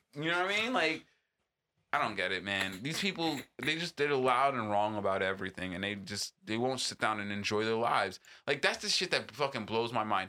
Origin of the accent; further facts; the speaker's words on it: East Coast, United States; now in Southern California, United States; growing up on the East Coast